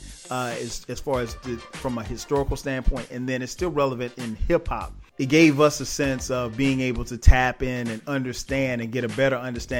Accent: South Carolina, United States; growing up in South Carolina

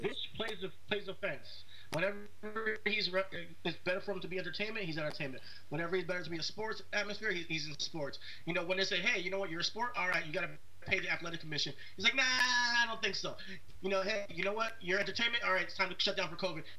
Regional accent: United States; as an American

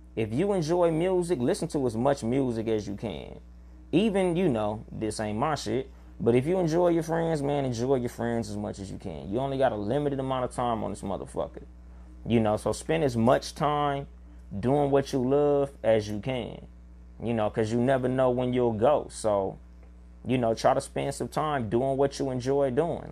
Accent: California, United States; I'm from California

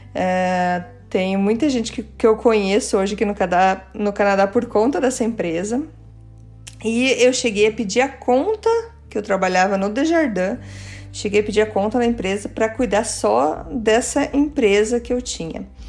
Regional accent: Curitiba, Paraná, Brazil; first language Portuguese; also born or lived in Germany; Eu nasci em Curitiba

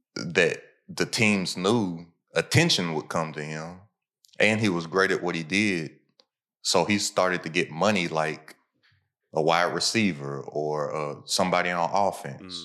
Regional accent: Kentucky, United States; I'm from Kentucky

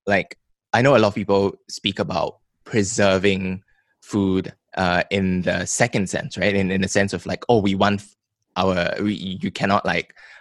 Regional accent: Malaysia; as a Malaysian

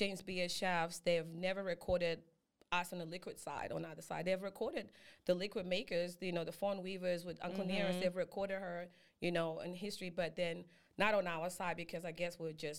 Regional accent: Zimbabwe; now in Atlanta, United States; I was born in Zimbabwe and I was groomed in Atlanta.

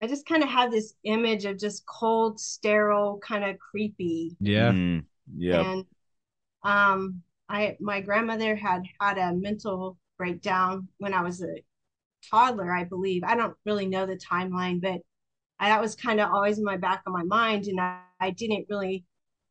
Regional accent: Kansas, United States; moved away; I grew up in a very small town in Kansas

